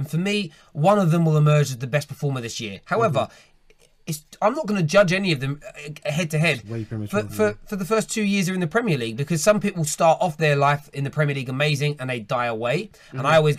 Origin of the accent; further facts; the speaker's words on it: London, United Kingdom; I'm from East London, right?